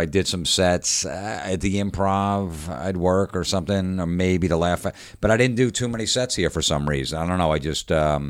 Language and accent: English; New York, United States; I go, I'm a comic from New York.